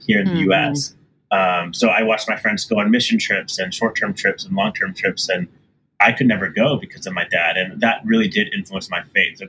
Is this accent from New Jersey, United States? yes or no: no; Houston, Texas, United States; also born or lived in Austin; I grew up with in Houston